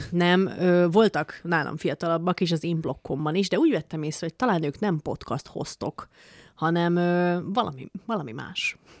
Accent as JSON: {"language": "Hungarian", "region": "Békés", "country": "Hungary", "said": "nekem békésiként"}